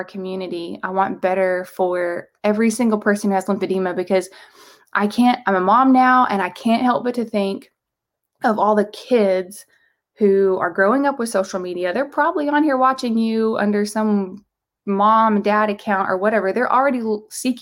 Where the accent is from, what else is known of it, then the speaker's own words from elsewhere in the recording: the South, United States; I'm from the South.